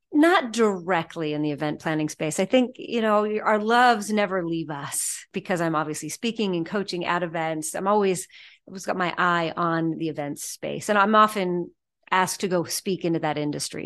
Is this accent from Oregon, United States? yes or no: yes; Wilsonville, Oregon, United States; I grew up just south of Portland, Oregon. There's a town called Wilsonville